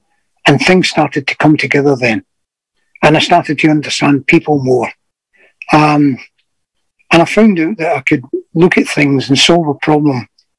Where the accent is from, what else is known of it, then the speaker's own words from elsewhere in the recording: Glasgow, Scotland, United Kingdom; all it was saying was I was a soldier from Glasgow. Nothing to do with being mean or anything like that.